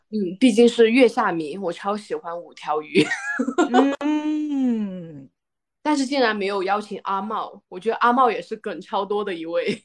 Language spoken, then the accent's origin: Chinese; Guizhou, China; moved away; 我的老家不是重庆啊，就是一个 ，嗯，贵州的偏远山区